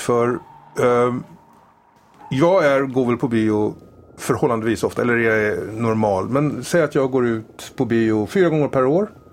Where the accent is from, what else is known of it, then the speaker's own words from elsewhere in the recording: France; moved away; När jag var ung och bodde i Frankrike